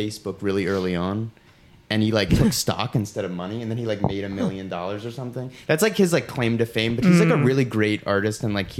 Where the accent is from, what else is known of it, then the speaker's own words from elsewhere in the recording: Philadelphia, Pennsylvania, United States; I was born in Philadelphia. That's where I was born.